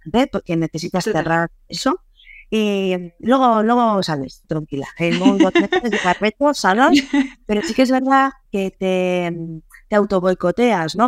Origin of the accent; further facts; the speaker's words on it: San Sebastián, Basque Country, Spain; moved away as an adult; also born or lived in England; yo soy de Donosti